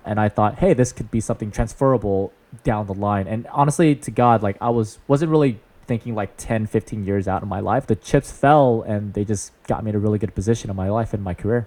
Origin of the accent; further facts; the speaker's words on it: San Jose, California, United States; I'm born and raised in the Bay Area